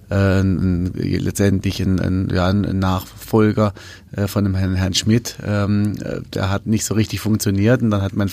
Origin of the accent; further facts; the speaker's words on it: Rust, Baden-Württemberg, Germany; also born or lived in Switzerland; Wir sind ja im Park groß geworden